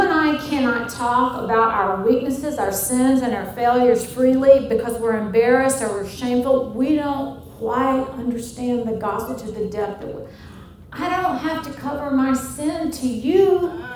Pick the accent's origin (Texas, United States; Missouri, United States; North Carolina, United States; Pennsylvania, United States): Missouri, United States; St. Louis; also born or lived in Denver, Colorado / Northwest Arkansas; now in Mobile, Alabama, United States; I'm originally from St. Louis, Missouri